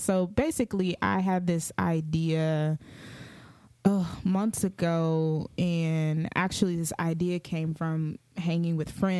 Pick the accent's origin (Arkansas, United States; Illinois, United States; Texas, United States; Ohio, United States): Texas, United States; Dallas; my city. Dallas, Texas